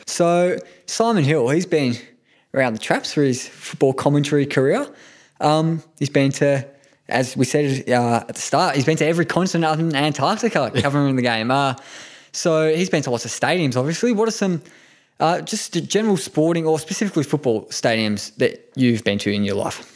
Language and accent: English; Japan; now in Australia; I was born in Japan, obviously, went back a few years ago